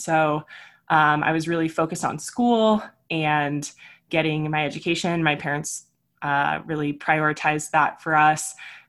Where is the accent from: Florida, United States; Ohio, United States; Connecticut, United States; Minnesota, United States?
Florida, United States; also born or lived in California; I was a military brat, so I grew up mostly in Florida and California, and then I went to college in Arkansas.